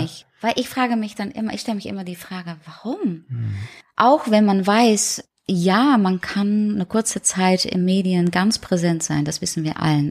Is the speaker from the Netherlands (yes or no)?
yes; Netherlands; German is a second language; moved away as an adult; now in Germany; ich komme aus den Niederlanden und ja, ich wohne schon lange hier